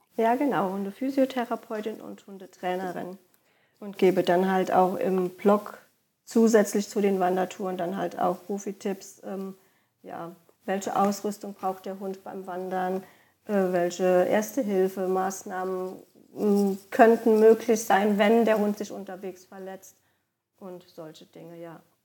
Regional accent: Koblenz area, Rhineland-Palatinate, Germany; also born or lived in Lahnstein / Westerwald; meine Heimatregion, ähm, sind die Ausläufer dann bei Koblenz am deutschen Eck

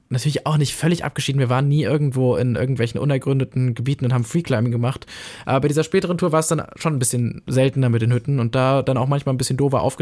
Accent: Austria; Ja, gut, ich bin ja halt Österreicher.

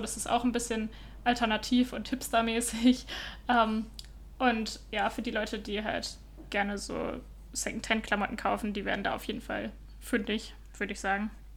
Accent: Northern Germany, Germany; moved away as an adult; also born or lived in Utrecht, Netherlands; now in Copenhagen, Denmark; ich komme ja ursprünglich aus Norddeutschland, äh, aus der Nähe von Bremen

